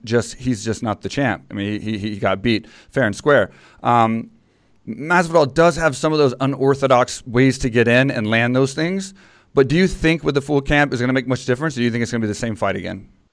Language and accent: English; Texas, United States; in Texas, 'cause it was my hometown